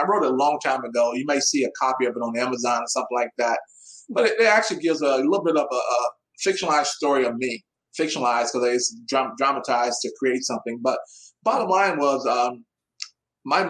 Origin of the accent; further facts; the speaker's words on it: Midwest, United States; I'm from the Midwest, so I say ma'am a lot.